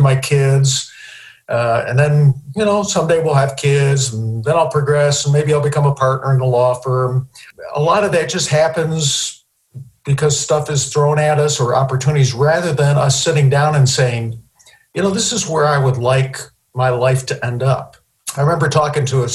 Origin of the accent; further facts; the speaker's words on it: Syracuse, New York, United States; moved away as an adult; now in Oklahoma City, United States; I left Syracuse, which is my hometown.